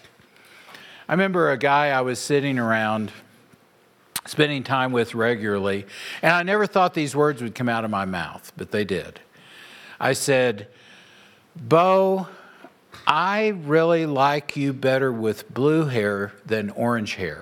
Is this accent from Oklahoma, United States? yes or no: yes; Oklahoma, United States; moved away as an adult; now in Nebraska, United States; I moved from Oklahoma to Nebraska